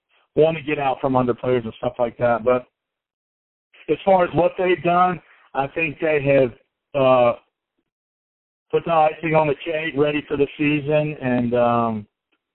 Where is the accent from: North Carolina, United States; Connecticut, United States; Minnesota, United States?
North Carolina, United States; Greensboro; I am from Greensboro. It's good to be home